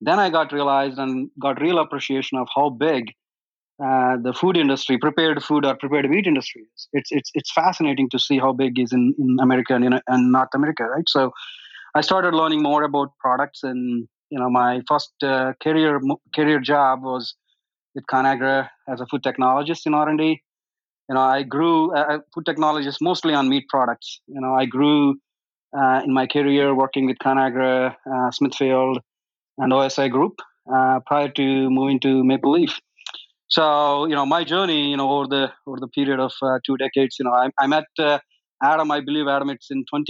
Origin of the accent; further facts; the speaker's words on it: India; now in United States; I am originally from India